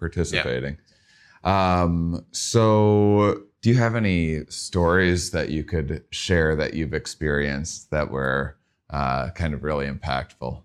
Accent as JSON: {"language": "English", "region": "Midwest", "country": "United States", "tie": "born or raised there", "said": "I'm from the Midwest, um, and, uh, kind of a smaller town upbringing"}